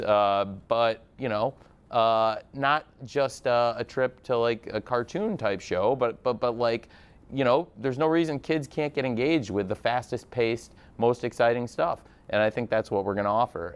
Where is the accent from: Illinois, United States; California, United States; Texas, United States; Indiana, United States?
Illinois, United States; I'm from Illinois